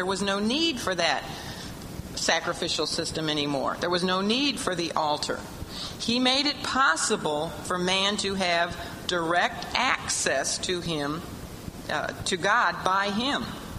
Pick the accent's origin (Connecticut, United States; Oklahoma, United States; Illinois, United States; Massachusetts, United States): Illinois, United States; a suburb of Chicago; I'm from a suburb of Chicago, but I don't tell people the name of that suburb. I just say I'm from Chicago